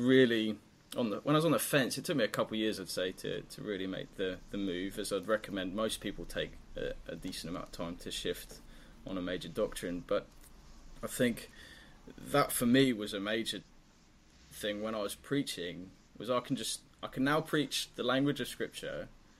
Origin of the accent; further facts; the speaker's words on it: Papua New Guinea; I used to be your side of the world growing up. I grew up in Papua New Guinea. And so being a missionary kid, I had all sorts of different church experience.